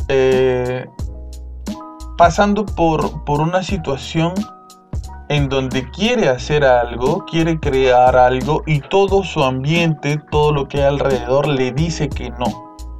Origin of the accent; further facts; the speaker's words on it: Peru; peruano como nosotros